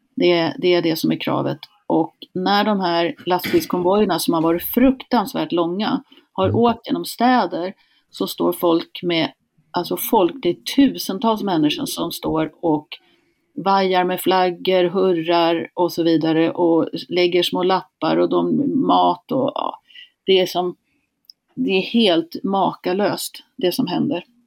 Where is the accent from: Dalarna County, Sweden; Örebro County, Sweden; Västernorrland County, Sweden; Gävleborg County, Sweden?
Gävleborg County, Sweden; Hälsingland; also born or lived in Canada; Jag kommer från Hälsingland, här har folk bott i tusentals år